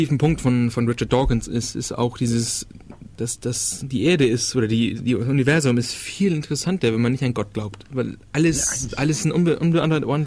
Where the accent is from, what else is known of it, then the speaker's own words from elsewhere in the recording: Schleswig-Holstein, Germany; wie gesagt, ich komme ja aus der Ecke Dänemark. Der Kreis der Leute, die ich kannte, waren eher dänisch angehaucht.